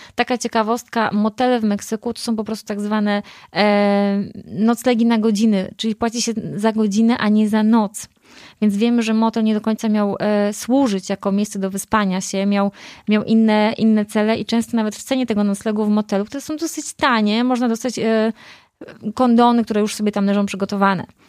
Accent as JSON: {"language": "Polish", "country": "Poland", "moved": "as an adult", "lives_now": "Mexico", "said": "Ja tak naprawdę wyjechałam z Polski"}